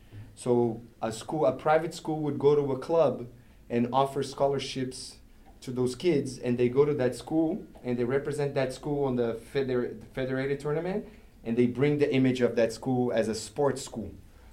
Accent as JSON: {"language": "English", "country": "Brazil", "tie": "born or raised there", "said": "I grew up in Brazil and I had a similar experience. We have the same thing there with the federados and non-federados."}